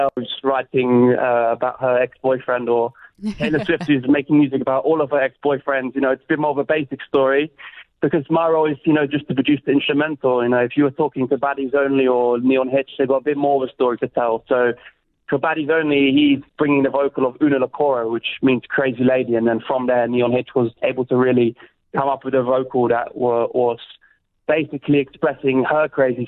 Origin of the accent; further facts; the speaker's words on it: London, United Kingdom; moved away as an adult; now in Zurich, Switzerland; growing up in London